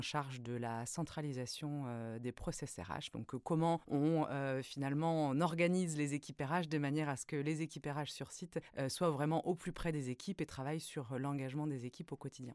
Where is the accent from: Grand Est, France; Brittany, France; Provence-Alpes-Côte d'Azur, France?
Brittany, France; moved away as an adult; also born or lived in north of France / United States; Je, je, suis originaire de la Bretagne